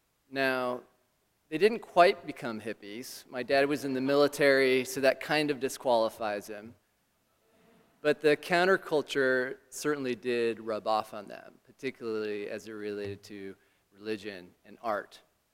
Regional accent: Southern California, United States; growing up in Southern California in the suburbs

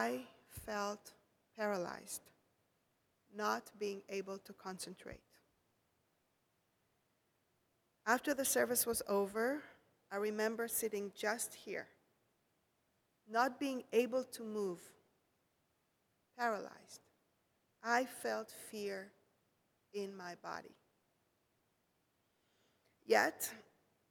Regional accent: Israel; moved away as an adult; I come from Israel.

